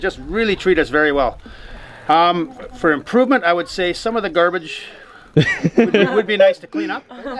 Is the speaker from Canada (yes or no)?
yes; Canada; I'm from Canada.